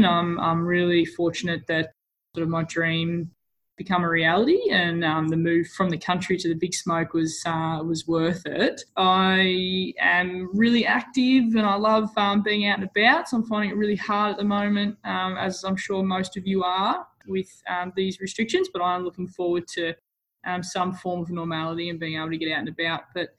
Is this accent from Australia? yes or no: yes; Sale, Victoria, Australia; moved away as an adult; now in Melbourne, Australia; I am from Gippsland, from the country, a small town called Sale, and I moved down to Melbourne early last year to pursue my dream of playing AFLW football